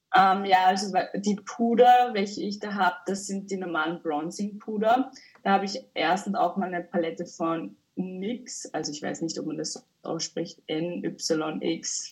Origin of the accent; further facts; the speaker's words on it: Upper Austria, Austria; Ich komme aus Oberösterreich.